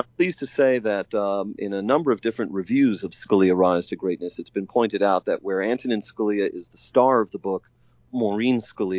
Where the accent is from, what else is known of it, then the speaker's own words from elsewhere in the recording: Staten Island, New York, United States; And I'm an outer borough New Yorker as well. I come from Staten Island.